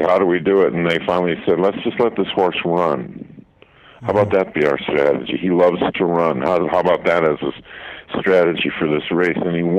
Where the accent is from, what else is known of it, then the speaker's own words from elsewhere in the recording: outside Detroit, Michigan, United States; there was kind of an underground thing outside Detroit where we would listen to black music stations, and we weren't supposed to.